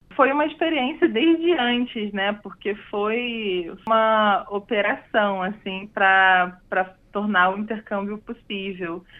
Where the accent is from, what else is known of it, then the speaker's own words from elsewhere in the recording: Rio de Janeiro, Brazil; Eu sou do Rio de Janeiro, cresci lá